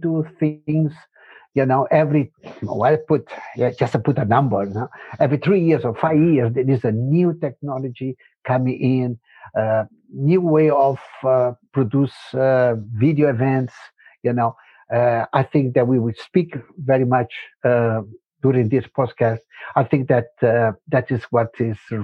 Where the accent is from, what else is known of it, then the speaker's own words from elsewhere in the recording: Brazil; English is a second language; also born or lived in Spain; now in Germany; I grew up in Brazil, you know, and my family moved very early there